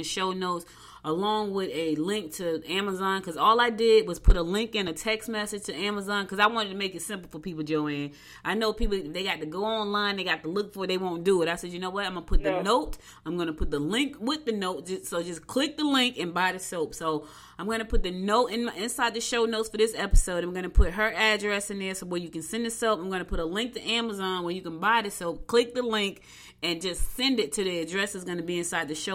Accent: Newark, New Jersey, United States; also born or lived in Albany, Georgia; now in Georgia, United States; I was born in Albany, Georgia, but I was raised in Newark, and I've been back in Georgia for 7 years.

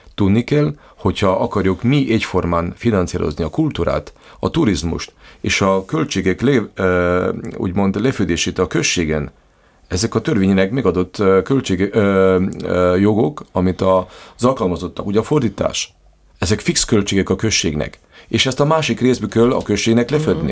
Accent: Lendava, Prekmurje, Slovenia; én is magyar vagyok, ön is magyar, és Lindván élünk

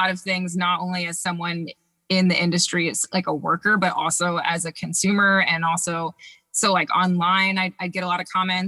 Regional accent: Baltimore, Maryland, United States; now in San Diego, United States; my interest in beer started back in my hometown of Baltimore

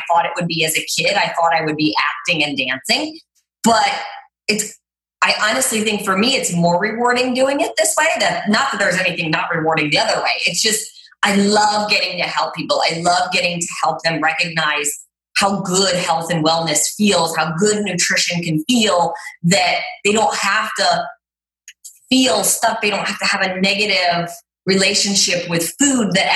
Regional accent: Cleveland, Ohio, United States; now in Los Angeles, United States; I grew up in Cleveland, Ohio

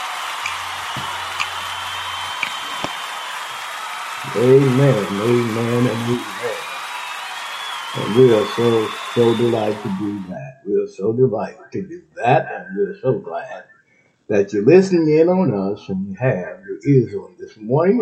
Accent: Texas, United States; now in Ohio, United States; Texas, my home state

